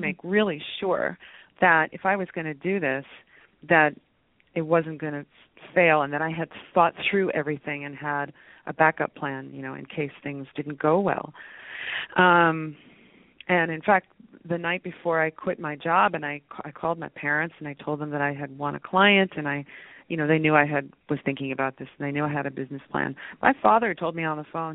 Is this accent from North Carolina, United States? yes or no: no; West Virginia, United States; I was born in West Virginia, of all places